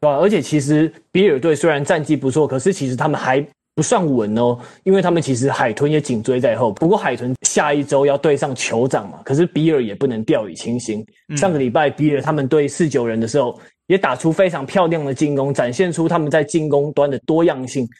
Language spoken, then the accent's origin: Chinese; Taiwan; 我们台湾人